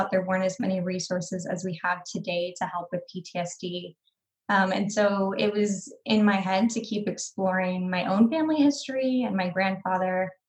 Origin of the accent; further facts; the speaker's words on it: Hawaii, United States; also born or lived in military bases across the US; now in Texas, United States; father was in the military, so grew up um, on military bases across the US. Um, spent most of my childhood growing up in Hawaii, and then um, yeah relocated so i'm based out of texas now